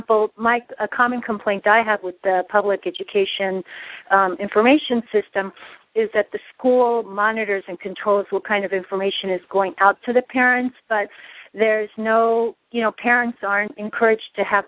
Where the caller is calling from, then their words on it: Los Angeles, California, United States; I'm calling from Los Angeles.